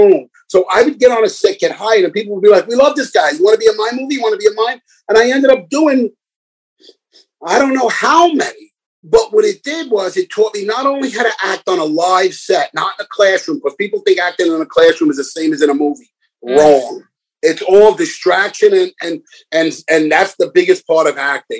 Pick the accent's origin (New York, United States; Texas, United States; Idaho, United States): New York, United States; New York City; moved away; when I was a young kid, you know, growing up in the Bronx